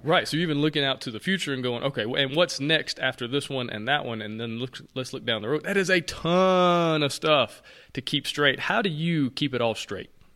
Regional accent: Alabama, United States; I'm from Alabama.

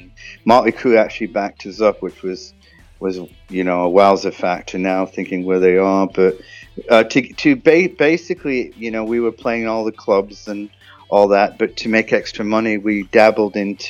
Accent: Yorkshire and the Humber, United Kingdom; because I'm originally from Yorkshire

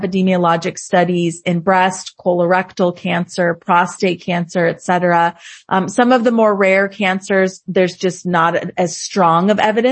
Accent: Southern California, United States; moved away as an adult; also born or lived in Los Angeles, United States; now in Boston, United States; I'm actually from Southern California

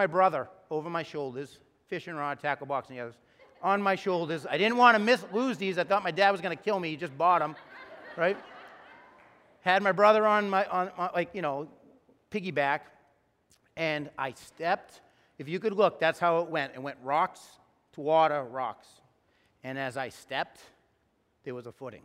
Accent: Wilmington, Massachusetts, United States; We're growing up in Wilmington

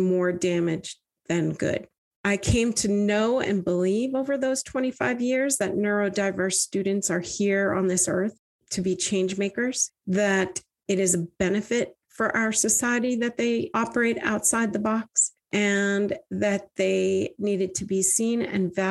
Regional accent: Vermont, United States; I grew up in Vermont, one of four daughters.

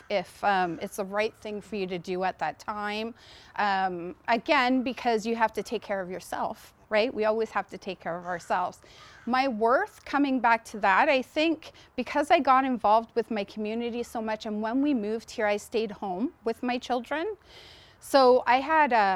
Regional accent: Mississauga, Ontario, Canada; also born or lived in Amherst, Nova Scotia; now in Riverview, Canada; I'm from Amherst originally, but I grew up in Mississauga

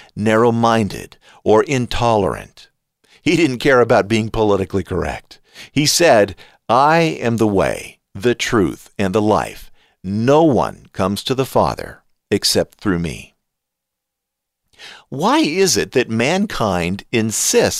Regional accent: United States; I am an American

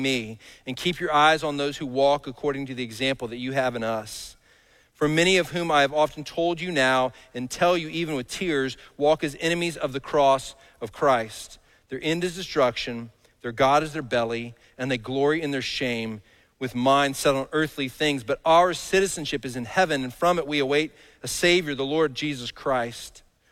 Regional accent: Dallas, Texas, United States; I grew up in Dallas.

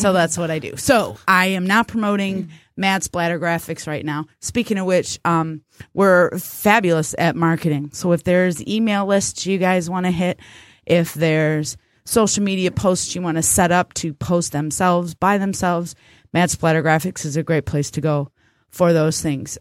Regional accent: United States; We, as American people

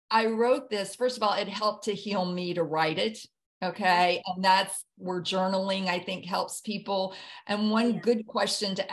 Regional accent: the South, United States; I grew up in the South and it was soul food and it was soul music.

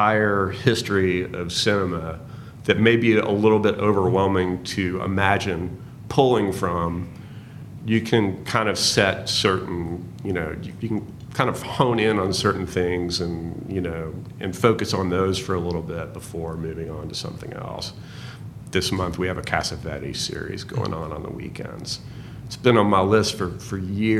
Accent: Nashville, Tennessee, United States; I grew up near Green Hills.

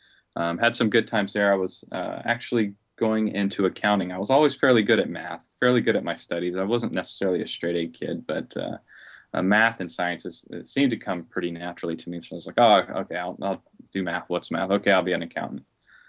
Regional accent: Biloxi, Mississippi, United States; born there; also born or lived in Seattle, Washington / Las Vegas, Nevada / Alamogordo; I was born in Biloxi, Mississippi, so I'm a Southern boy. My father was in the Air Force, so what that meant for me is I moved every 4 years, so I didn't stay in the South too long.

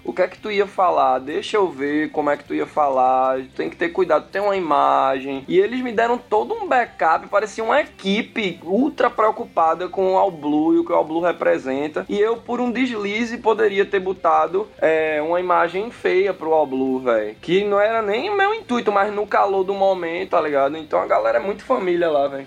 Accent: Recife, Pernambuco, Brazil; accent: nordestino; eu nasci em Recife mesmo

